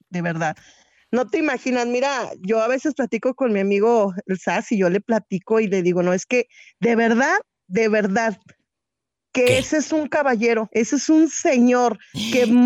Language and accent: Spanish; Jalisco, Mexico; now in United States; Yo soy de Jalisco.